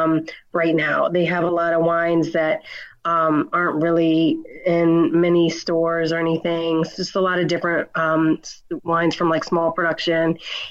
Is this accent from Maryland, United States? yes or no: no; Reston, Virginia, United States; So I'm from Reston, Virginia. I grew up in a very small town, about 30 miles outside of D.C., close to Dulles Airport.